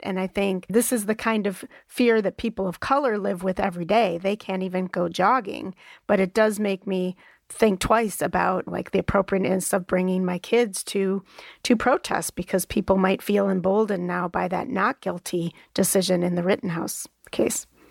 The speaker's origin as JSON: {"language": "English", "region": "Wisconsin", "country": "United States", "tie": "born or raised there", "said": "my home state"}